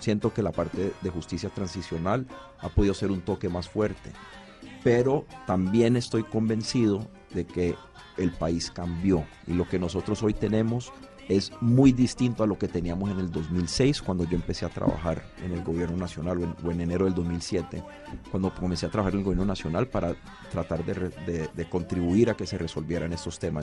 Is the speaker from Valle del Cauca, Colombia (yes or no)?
yes; Cali, Valle del Cauca, Colombia; yo como caleño